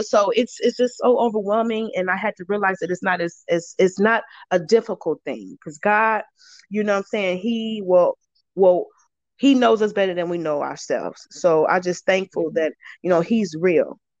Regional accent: Chicago, Illinois, United States; moved away; I'm from Chicago, Illinois

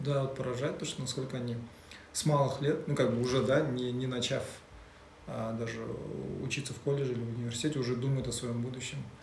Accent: Kazakhstan; мы же казахи

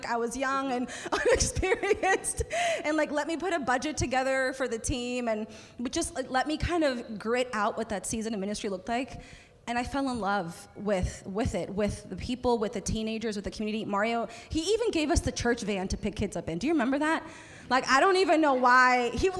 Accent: Anchorage, Alaska, United States; moved away as an adult; also born or lived in North Carolina; I was raised in Anchorage, Alaska, formative years. And it was just a really difficult, beautiful part of my story. And from Alaska, I moved down to North Carolina.

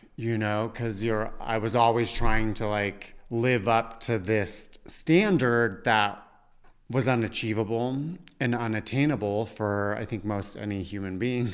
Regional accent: Parker, Colorado, United States; moved away; also born or lived in New York; growing up in Parker, Colorado

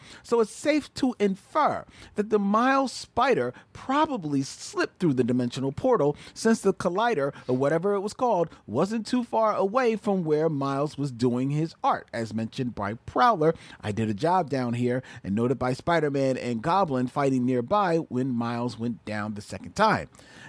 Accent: Philadelphia, Pennsylvania, United States; moved away as an adult; now in Los Angeles, United States; First of all, I'm from Philly and moved to L.A. to work in the business.

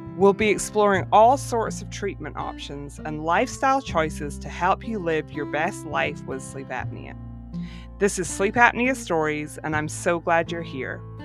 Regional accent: Scotland, United Kingdom; moved away as an adult; now in Florida, United States; I'm originally from Scotland, but I now live in Florida.

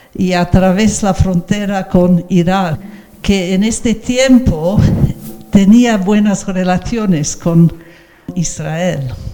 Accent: England, United Kingdom; nací en Inglaterra

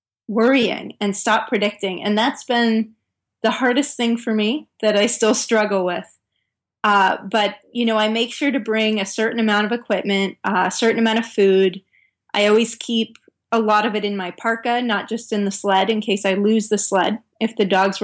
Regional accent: Northern California, United States; moved away as an adult; also born or lived in Norway; I grew up in Northern California.

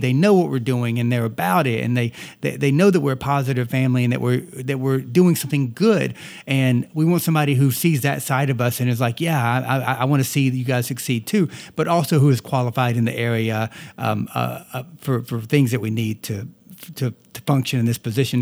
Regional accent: the South, United States; accent: Southern; moved away; I am a Southerner and I tend to, uh, talk like a Southerner often

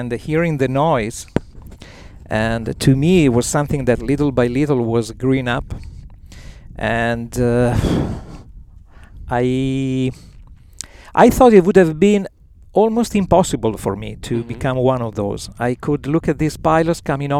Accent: Verona, Veneto, Italy; I am from Verona

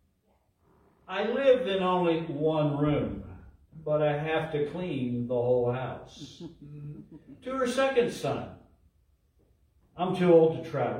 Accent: Ohio, United States; moved away; also born or lived in Minnesota; I grew up in Ohio with a lot of snow, and I had the privilege of living 4 years in Minnesota

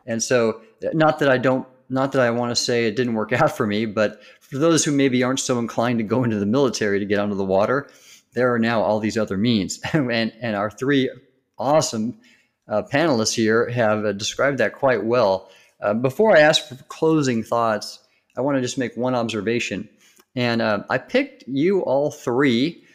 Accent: Southern California, United States; when I was young growing up in Southern California

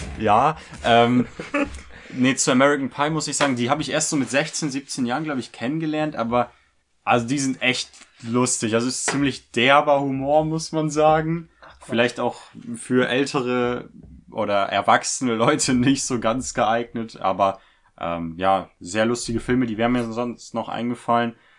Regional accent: Germany; wir als Deutsche

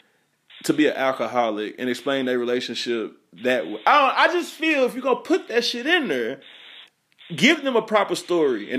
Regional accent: the South, United States; I'm from the South

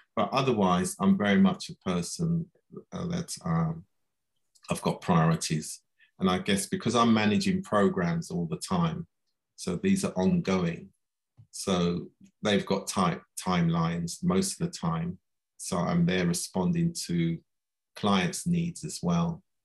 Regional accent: London, United Kingdom; I was born here in London

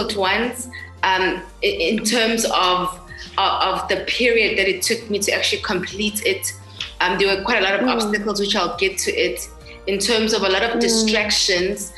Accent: KwaZulu-Natal, South Africa; also born or lived in Cape Town; KwaZulu-Natal, my hometown

